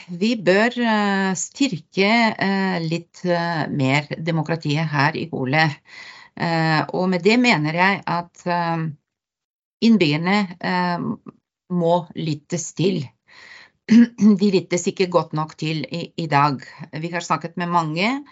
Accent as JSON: {"language": "Norwegian", "country": "Bulgaria", "second_language": "Norwegian", "moved": "as an adult", "lives_now": "Hole, Norway", "said": "jeg kommer opprinnelig fra Bulgaria og har eh, bodd i Norge i eh, over 30 år"}